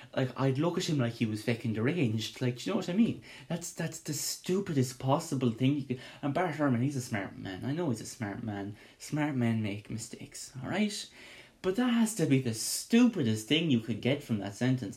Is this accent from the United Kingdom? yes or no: no; Ireland; me being Irish